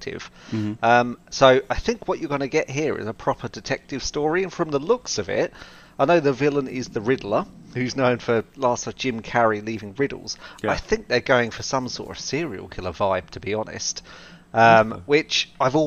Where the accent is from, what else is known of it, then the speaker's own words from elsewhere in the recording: United Kingdom; my home country of the UK